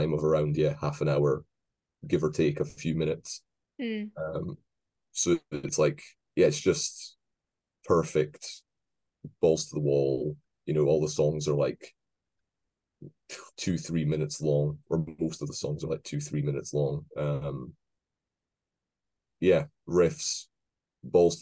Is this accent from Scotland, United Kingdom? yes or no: yes; Scotland, United Kingdom; accent: Scottish; my horrible Scottish accent